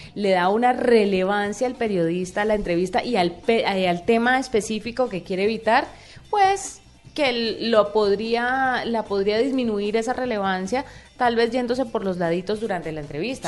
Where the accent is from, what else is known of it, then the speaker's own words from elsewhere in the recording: Colombia; siendo uno colombiano